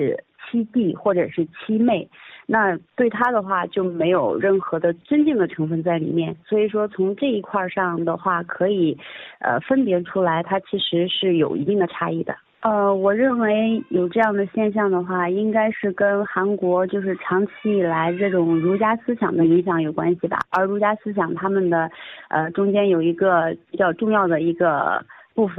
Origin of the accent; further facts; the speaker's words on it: Henan, China; 啊，大家好，